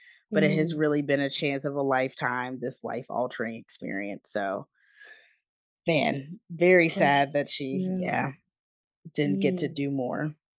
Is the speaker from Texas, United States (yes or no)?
no; Chicago, Illinois, United States; my mother, my aunts, my grandmother, and other women I knew growing up in Chicago in the 1950s.